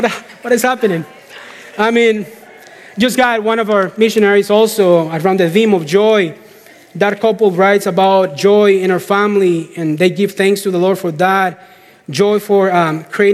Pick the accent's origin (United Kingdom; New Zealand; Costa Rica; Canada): Costa Rica; moved away as an adult; We got back to Costa Rica. We're from Costa Rica.